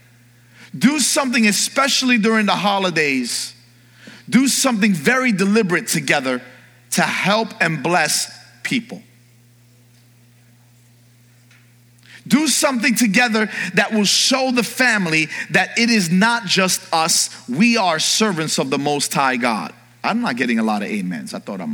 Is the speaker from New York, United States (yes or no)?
yes; New York, United States; moved away; I grew up in New York in the early part of my life.